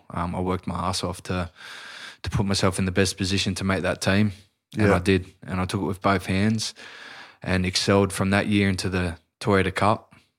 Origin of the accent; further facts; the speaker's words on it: Sydney, New South Wales, Australia; as a young chubby kid growing up in Newtown, which is in Sydney, I used to get up early with my old man.